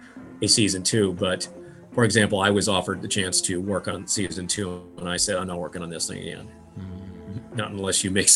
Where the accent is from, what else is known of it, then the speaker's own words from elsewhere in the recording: Midwest, United States; I'm from the middle of the country, the middle class. I mean, literally in the middle, my hometown literally sits on the 45th parallel.